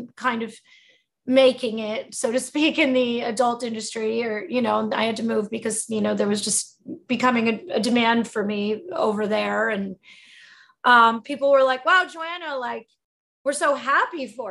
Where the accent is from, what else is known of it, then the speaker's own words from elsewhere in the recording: New Jersey, United States; moved away; also born or lived in New York City; I grew up in New Jersey